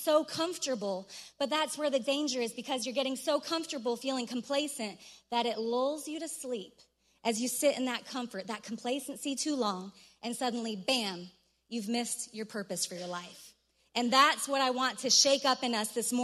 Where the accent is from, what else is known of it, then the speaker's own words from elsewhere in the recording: Colorado, United States; I'm from Colorado